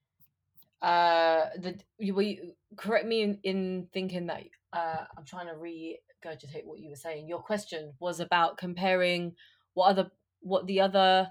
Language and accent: English; London, United Kingdom; we're all from London